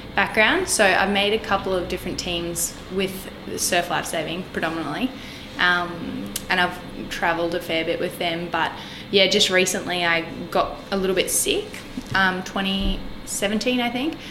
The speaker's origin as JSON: {"language": "English", "town": "Magnetic Island", "region": "Queensland", "country": "Australia", "tie": "born or raised there", "also_born_or_lived": "Townsville", "lives_now": "Brisbane, Australia", "said": "I grew up on Magnetic Island"}